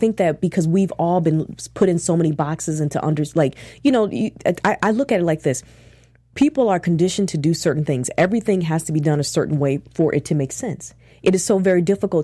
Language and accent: English; Minneapolis, Minnesota, United States; I'm from Minneapolis